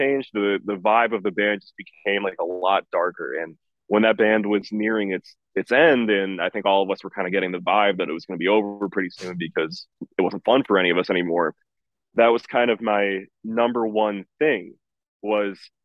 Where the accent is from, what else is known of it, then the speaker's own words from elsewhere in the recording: Rochester, New York, United States; I'm from the Rochester scene